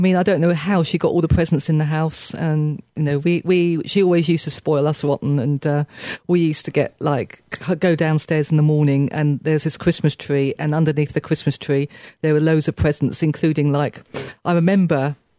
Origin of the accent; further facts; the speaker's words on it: Berkshire, South East England, United Kingdom; also born or lived in Chiswick, West London; Sunny Berkshire, where I was brought up.